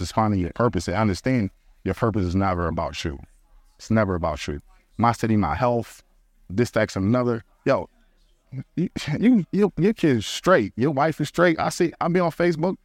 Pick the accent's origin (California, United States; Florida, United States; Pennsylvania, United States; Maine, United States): Pennsylvania, United States; Philadelphia; moved away; I'm from Philly